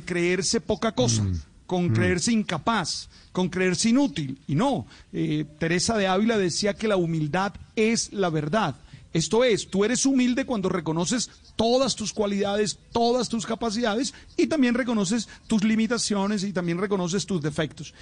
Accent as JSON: {"language": "Spanish", "country": "Colombia", "said": "somos los colombianos"}